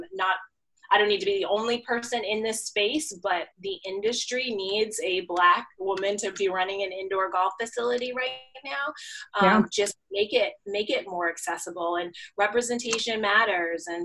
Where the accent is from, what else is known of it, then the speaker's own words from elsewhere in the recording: Wellesley, Massachusetts, United States; I grew up in Wellesley, Massachusetts